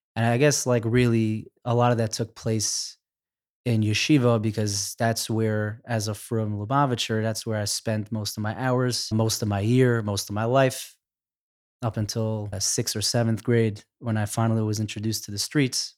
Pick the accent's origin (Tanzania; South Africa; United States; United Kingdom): United States; New York City, New York; I grew up in Crown Heights